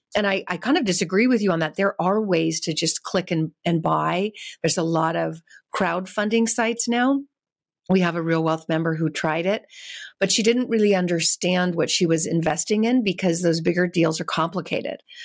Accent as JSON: {"language": "English", "region": "California", "country": "United States", "said": "I'm from California"}